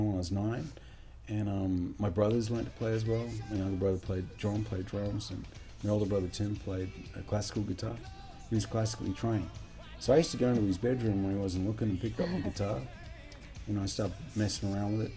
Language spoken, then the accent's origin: English; Perth, Western Australia, Australia; growing up in Perth in Western Australia